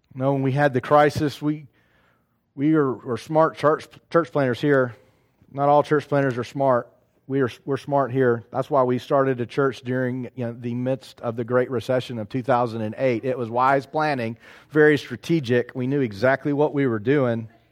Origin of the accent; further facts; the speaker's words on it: Knoxville, Tennessee, United States; moved away; also born or lived in South Carolina; I'm in South Carolina, but I'm from Knoxville